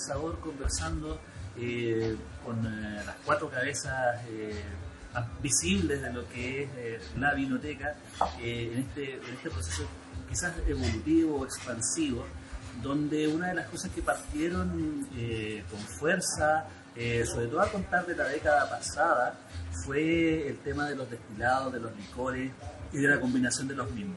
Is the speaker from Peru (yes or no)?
no; Chile; Acá en Chile